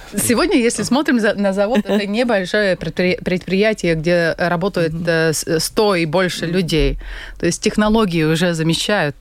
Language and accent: Russian; Latvia; я родилась в очень богатой, в очень стабильной, в очень хорошей угу. стране